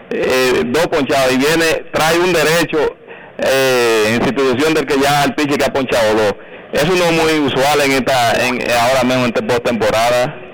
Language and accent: Spanish; San José de Ocoa, Dominican Republic; Yo soy de San José de Ocoa.